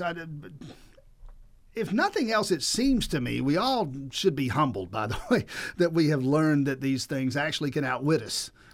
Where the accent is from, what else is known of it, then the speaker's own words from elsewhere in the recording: Cairo, Grady County, Southwest Georgia, United States; I'm from South Georgia, Southwest Georgia, over there in K Rogue, Grady County